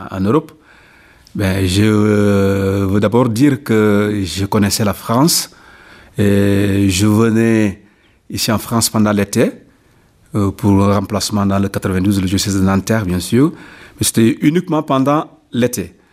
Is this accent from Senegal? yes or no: yes; Casamance, Senegal; c'était pas facile de, faire, cette rupture avec euh, euh, mon pays d'origine. Mais je dis que c'est le Seigneur qui appelle. Donc quand on est, on est prêtre, on est appelé à aller partout. Donc il y a un besoin ici. Donc euh, je dis, bon, je ne suis pas ordonné uniquement pour rester au Sénégal, en Casamance.